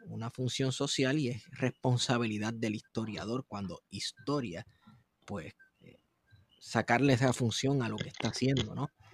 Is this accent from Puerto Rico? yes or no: yes; Manatí, Puerto Rico